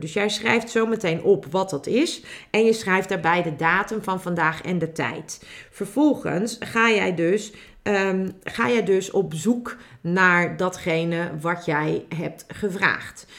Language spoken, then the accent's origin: Dutch; Netherlands; als Nederlanders